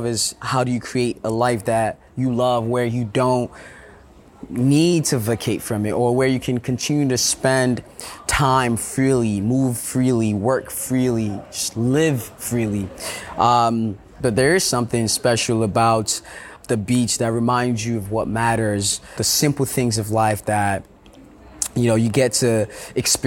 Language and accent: English; Nigeria; as a Nigerian.